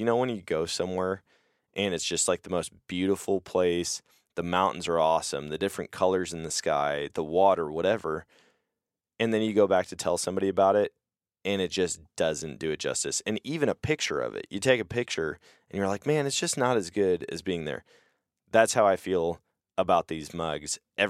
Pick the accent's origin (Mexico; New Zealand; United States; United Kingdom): United States; Eau Claire, Wisconsin; moved away; I grew up in Eau Claire, but it sounds like this event kind of started after I moved out of state